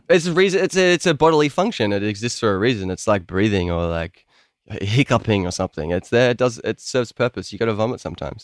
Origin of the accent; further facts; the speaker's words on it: Melbourne, Victoria, Australia; I'm like an Australian guy